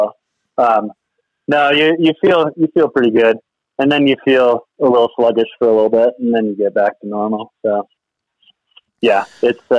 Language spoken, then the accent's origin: English; East Coast, United States; moved away; I'm originally from the East Coast